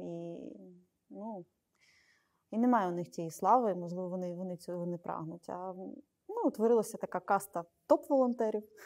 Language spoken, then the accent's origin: Ukrainian; Zhytomyr, Zhytomyr Oblast, Ukraine; з мого рідного Житомира